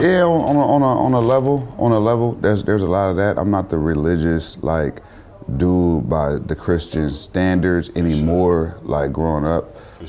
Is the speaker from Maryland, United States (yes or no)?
no; Richmond, California, United States; also born or lived in Oakland, California; I'm from the town, I'm from Richmond, I'm from these places. Like I lived in these places my whole life.